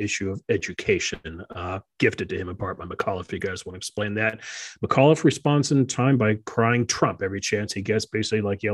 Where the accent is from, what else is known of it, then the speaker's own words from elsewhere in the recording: Virginia, United States; That's my home state. It's my home state